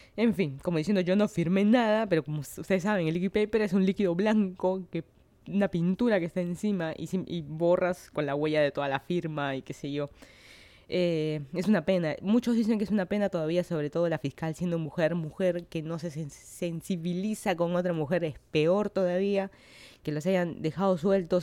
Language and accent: Spanish; Lima, Peru; moved away as an adult; now in Miami, United States; Yo soy de Lima, Perú